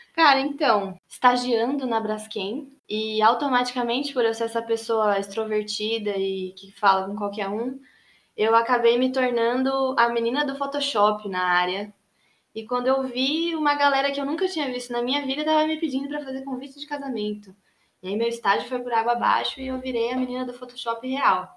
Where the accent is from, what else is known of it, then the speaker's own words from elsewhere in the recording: Jundiaí, São Paulo, Brazil; moved away as an adult; now in São Paulo, Brazil; nasci em Jundiaí, no interior de São Paulo, cresci lá